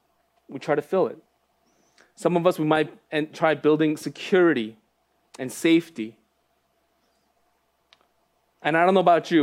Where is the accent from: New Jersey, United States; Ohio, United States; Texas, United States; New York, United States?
New York, United States; also born or lived in Los Angeles, California / Phoenixville, Pennsylvania; moved to New York when I was one.